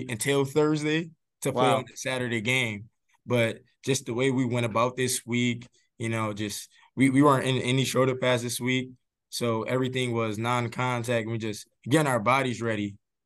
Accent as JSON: {"language": "English", "town": "Buffalo", "region": "New York", "country": "United States", "said": "I'm from Buffalo, and it gets cold"}